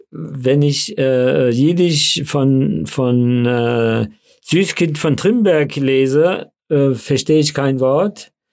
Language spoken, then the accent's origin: German; Föhrenwald, Bavaria, Germany; accent: Hessisch ein bisschen eingefärbt; first language Yiddish; German is a second language; now in Frankfurt am Main, Germany; ich bin natürlich äh, äh, als Kind äh, in dem Lager aufgewachsen